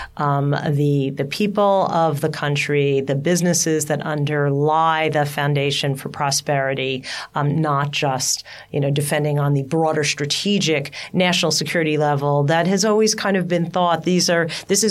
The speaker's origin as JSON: {"language": "English", "country": "United States"}